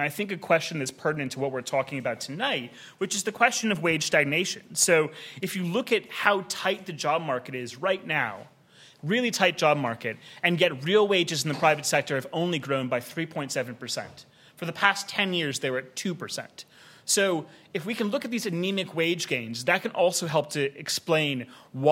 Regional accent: United States; accent: American; now in Australia; as you can tell from my accent, I also was conceived in the United States

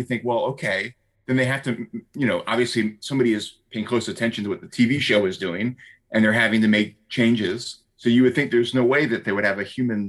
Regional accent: United States; me being an American

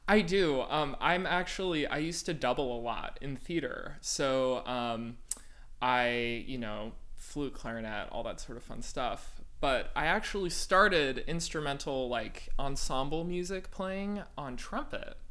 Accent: Walnut Creek, California, United States; moved away as an adult; also born or lived in Urbana-Champaign, Illinois / Houston, Texas; I'm from Walnut Creek, California um, which is a little town in the East Bay of San Francisco

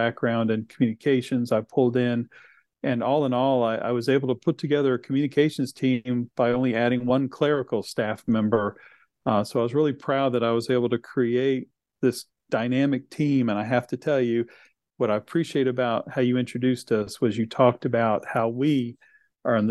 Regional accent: Chesapeake, Virginia, United States; also born or lived in Henry County, Virginia; it was an opportunity to come back to my hometown, which I was very excited about

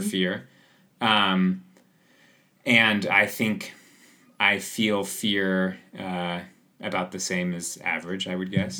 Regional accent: Seattle, Washington, United States; also born or lived in Squamish, Canada; now in Chamonix, France; I grew up in Seattle

